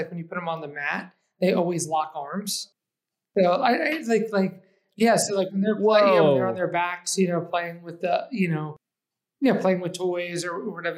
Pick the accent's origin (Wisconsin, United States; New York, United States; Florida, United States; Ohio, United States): New York, United States; Eastchester; also born or lived in Manhattan, New York; now in Brooklyn, United States; I was actually born in Manhattan, but I identify as growing up in the suburbs. So I grew up in Lower Westchester County, in between Yonkers and New Rochelle, in a small town called Eastchester